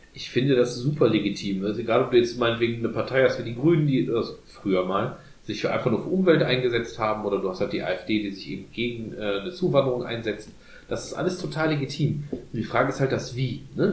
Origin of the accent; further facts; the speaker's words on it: Germany; wir sind als Deutsche